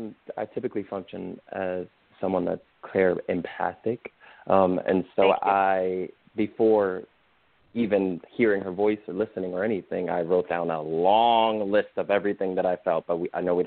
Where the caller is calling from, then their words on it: Austin, Texas, United States; I'm calling from Austin.